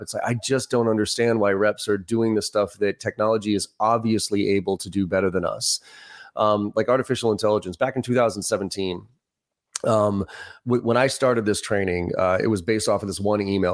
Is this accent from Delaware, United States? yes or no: no; Boston, Massachusetts, United States; also born or lived in Maryland; I grew up in Boston, uh, East Coaster myself.